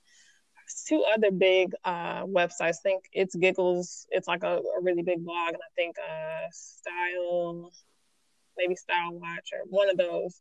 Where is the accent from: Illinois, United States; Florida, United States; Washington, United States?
Illinois, United States; Chicago; moved away as an adult; now in Columbus, United States; Chicago. It's my hometown